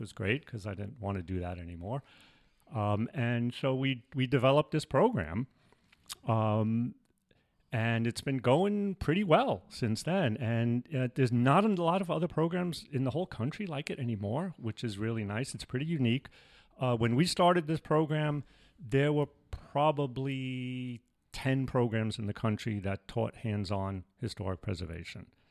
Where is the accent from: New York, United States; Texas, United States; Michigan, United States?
New York, United States; New York City; moved away as an adult; also born or lived in Manhattan / Brooklyn / Binghamton / Buffalo; I grew up in New York, uh, mostly in the Bronx, but I lived, I was actually born in Manhattan, lived in Brooklyn